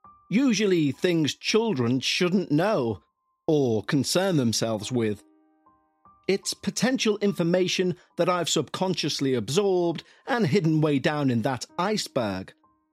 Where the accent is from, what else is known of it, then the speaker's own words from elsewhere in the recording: Crawcrook, North East England, United Kingdom; also born or lived in Newcastle; I'm from Newcastle in the UK. I moved from our home in Bladen to a home my parents bought in a little village called Crawcrook when I was 3 years old.